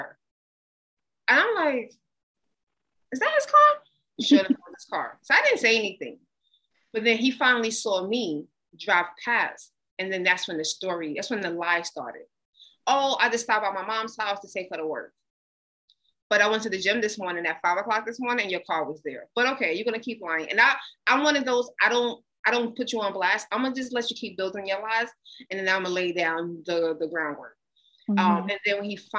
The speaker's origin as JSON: {"language": "English", "country": "United States", "said": "I'm American"}